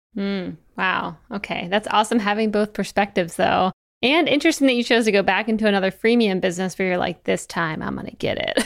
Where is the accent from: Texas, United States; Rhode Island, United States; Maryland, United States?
Maryland, United States; Eastern Shore; I'm from Maryland, the Eastern Shore